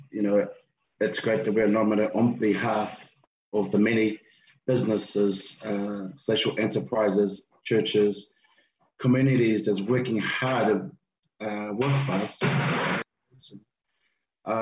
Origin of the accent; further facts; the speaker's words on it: New Zealand; also born or lived in Tonga; I was born in Tonga, came to New Zealand when I was 8